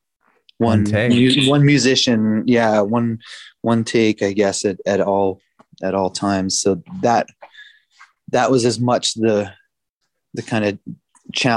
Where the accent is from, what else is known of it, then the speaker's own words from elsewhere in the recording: Providence, Rhode Island, United States; moved away as an adult; also born or lived in Boston; now in Montreal, Canada; Born and raised in Providence, Rhode Island.